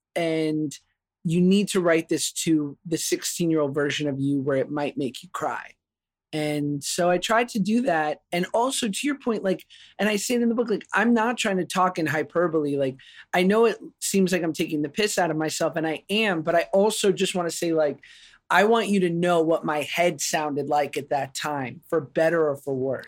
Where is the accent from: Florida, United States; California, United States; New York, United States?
New York, United States; I grew up in New York